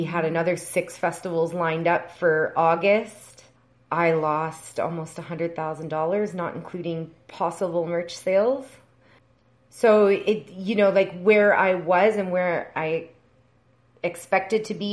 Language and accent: English; Edmonton, Alberta, Canada; also born or lived in Lion's Head, Ontario; now in Toronto, Canada; based in Toronto, but I grew up in Edmonton, Alberta